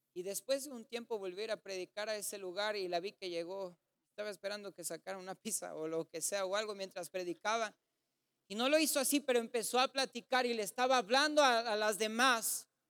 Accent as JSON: {"language": "Spanish", "town": "Ciudad Juárez", "region": "Chihuahua", "country": "Mexico", "said": "somos de Juárez"}